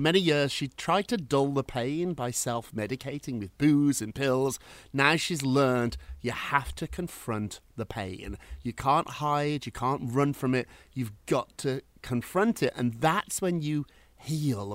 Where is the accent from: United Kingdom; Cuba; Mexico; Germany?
United Kingdom; now in United States; when I was growing up in Britain